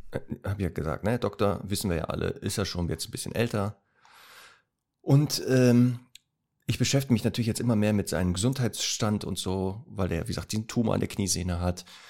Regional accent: Duisburg, North Rhine-Westphalia, Germany; moved away; also born or lived in Northern Germany; Heimatstadt ist ja Duisburg, aber ich lebe ja hier in Norddeutschland

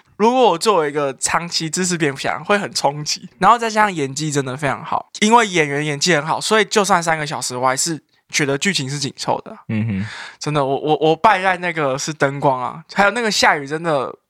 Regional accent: Taipei, Taiwan; 作为一个台北人

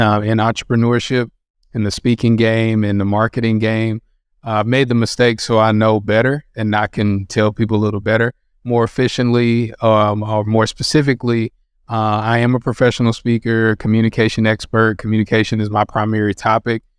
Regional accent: North Carolina, United States; I grew up in North Carolina

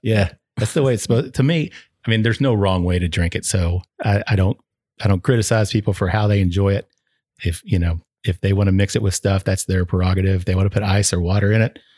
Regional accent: Flatwoods, Kentucky, United States; I was, uh, born and raised in Northeastern uh, in a little town called Flatwoods, which is outside of Ashland. Uh, so it's in northeastern Kentucky

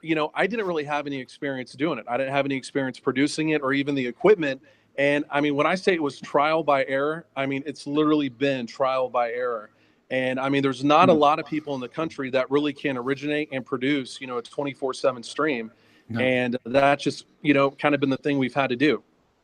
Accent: Norman, Oklahoma, United States; So I'm originally from Norman. So I was born here.

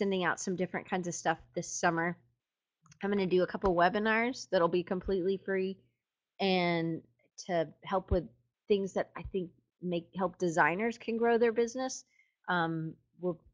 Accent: United States; I'm in America and I'm an American

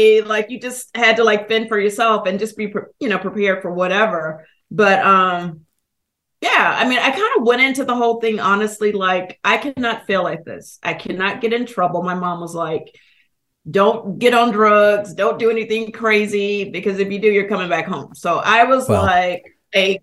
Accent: Alabama, United States; moved away as an adult; also born or lived in New York City / Paris; my hometown

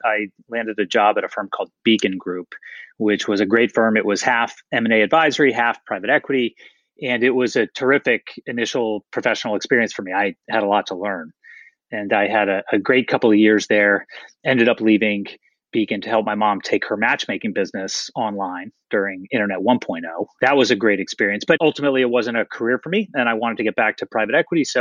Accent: Atlanta, Georgia, United States; moved away as an adult; also born or lived in Philadelphia; I grew up in Atlanta. That's my hometown

